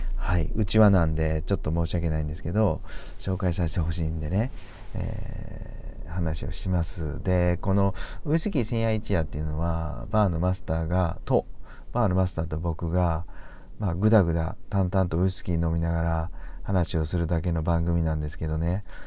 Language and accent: Japanese; Kansai, Japan; 僕ら関西人なんですけどね